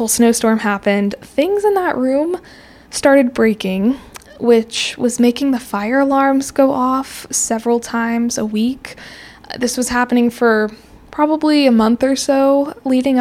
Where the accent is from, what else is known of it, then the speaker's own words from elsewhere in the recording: Colorado, United States; moved away as an adult; now in Texas, United States; I'm from Colorado originally